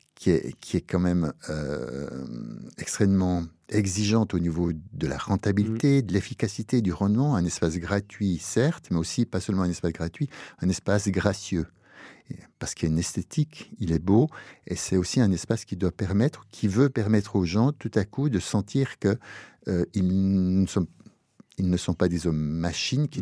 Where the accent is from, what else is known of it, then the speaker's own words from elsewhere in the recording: Neuchâtel, Switzerland; moved away as an adult; also born or lived in Lausanne; je suis né en Suisse, exactement à Neuchâtel, Crécy-Neuchâtel, euh, dans un milieu terrien, catholique terrien. J'ai été élevé dans une famille heureuse